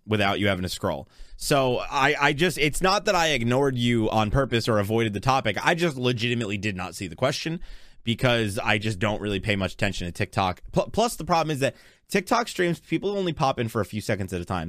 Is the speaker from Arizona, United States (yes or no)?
no; Texas, United States; I'm from Texas